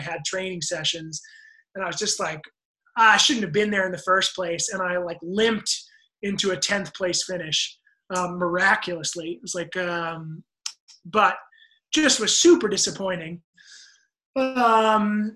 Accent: United States; as an American

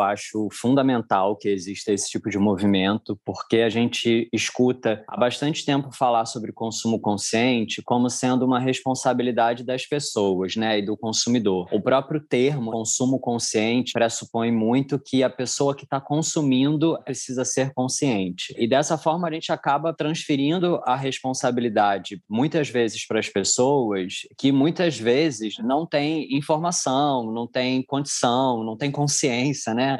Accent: Rio de Janeiro, Brazil; eu também sou carioca

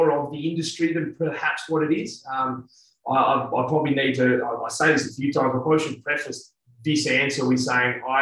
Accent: Australia; accent: Australian; Being an Australian coach

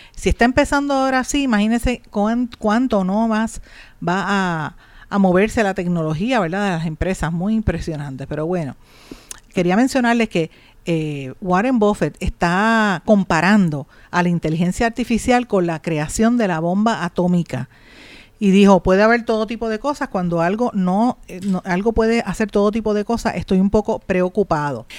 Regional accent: Puerto Rico

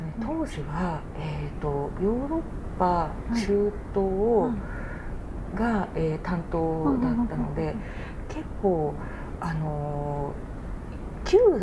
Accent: Japan; 日本人だから

